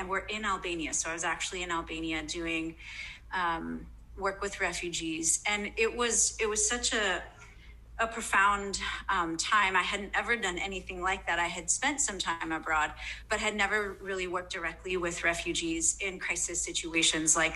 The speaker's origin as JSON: {"language": "English", "country": "United States", "said": "as an American in a non-American context"}